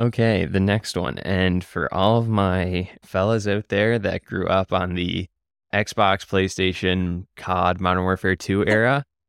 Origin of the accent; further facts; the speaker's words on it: Nova Scotia, Canada; even though I'm from Cape Breton and live in a small city where I don't need to be.